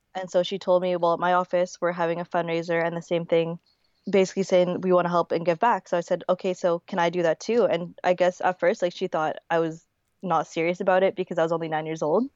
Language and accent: English; Winnipeg, Manitoba, Canada; also born or lived in Manila, Philippines; I was born in Manila. I was born in nineteen ninety-nine, and I was nine months old when I moved to Winnipeg.